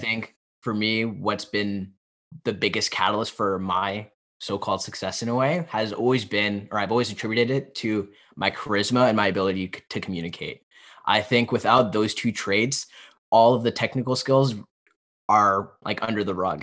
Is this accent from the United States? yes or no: yes; Pennsylvania, United States; I grew up in Pennsylvania